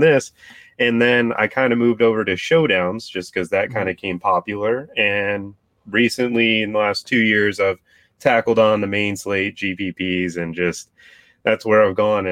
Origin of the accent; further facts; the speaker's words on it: South Florida, United States; I'm from South Florida. I've been around, you know, good football players my whole life, pretty much. My high school receiving corps was Jerry Jeudy, Calvin Ridley, Riley Ridley